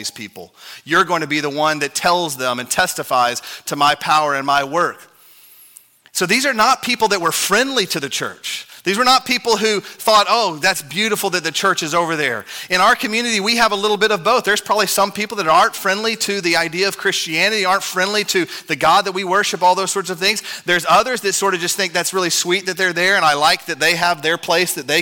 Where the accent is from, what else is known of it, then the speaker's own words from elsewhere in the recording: Texas, United States; I'm a Texan